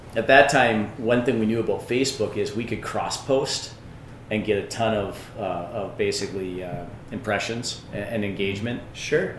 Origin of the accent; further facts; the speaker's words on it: Two Harbors, Minnesota, United States; I was born here in Two Harbors, um, and that's because of the hospital.